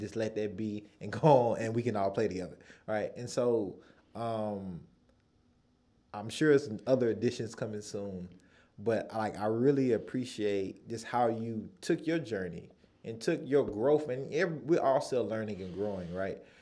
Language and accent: English; United States; I'm from the United States